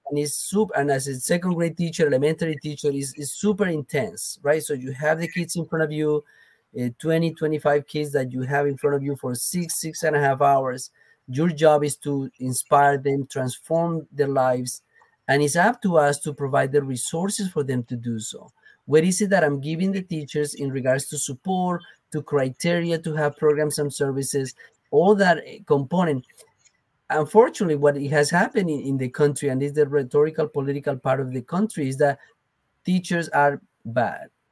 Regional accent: Colombia; first language Spanish; English is a second language; now in United States; I'm from Colombia originally

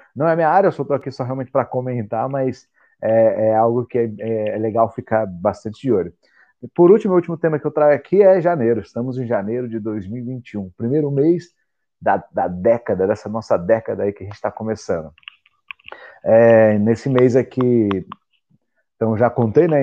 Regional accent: Mato Grosso do Sul, Brazil; moved away as an adult; also born or lived in Portugal; eu nasci no Mato Grosso do Sul

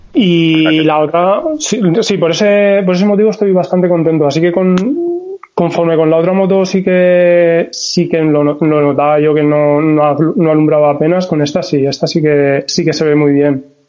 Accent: Valencian Community, Spain; soy de Valencia, bueno, un pueblecito de Valencia

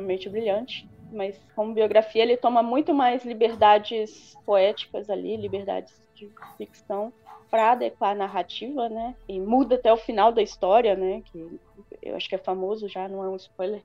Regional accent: São Mateus, Espírito Santo, Brazil; accent: a bit Bahian, a bit Mineiro; moved away as an adult; Eu sou do Espírito Santo, sou de uma cidade chamada São Mateus, no norte do Espírito Santo, um pouco próximo da Bahia

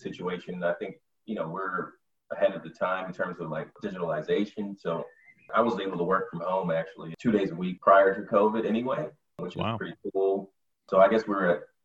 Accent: Michigan, United States; moved away as an adult; now in New York/New Jersey area, United States; I'm from Michigan

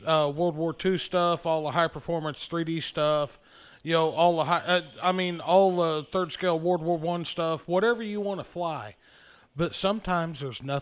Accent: Oklahoma, United States; I'm from Oklahoma

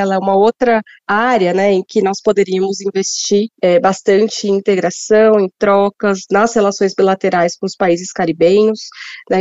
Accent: Brazil; como brasileira

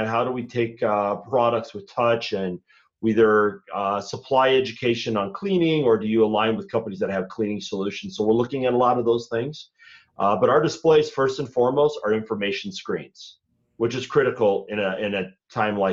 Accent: Minnesota, United States; I'm from Minnesota

